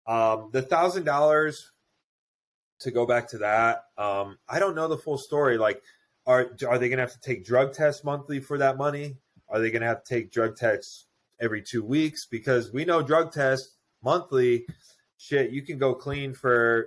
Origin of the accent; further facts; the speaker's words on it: United States; I'm an Italian-American. No, I'm fucking American.